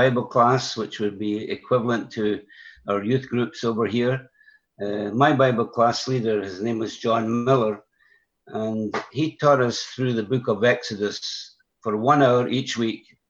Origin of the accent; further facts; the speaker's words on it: Broxburn, Scotland, United Kingdom; I was raised in a Christian home, and by that I mean that my parents were believers and they fellowshipped at a small assembly in my hometown called Broxburn, 12 miles west of the city of Edinburgh.